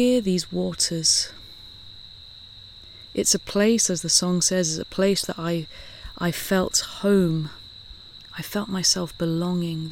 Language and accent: English; Southampton, South East England, United Kingdom; now in San Francisco, United States; I grew up in England. I grew up, you know, in this island. I grew up very close to the water. Southampton is right on the sea.